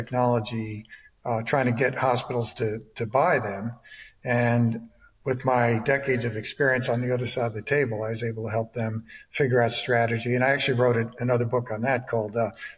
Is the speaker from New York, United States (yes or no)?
yes; New York, United States; moved away as an adult; also born or lived in Ohio / Michigan / Georgia; I was born in New York, went to Syracuse University in upstate New York